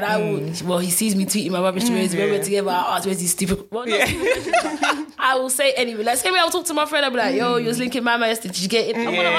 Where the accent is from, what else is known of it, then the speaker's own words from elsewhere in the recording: Nigeria; I'm Nigerian, yes, but I'm not Nigerian.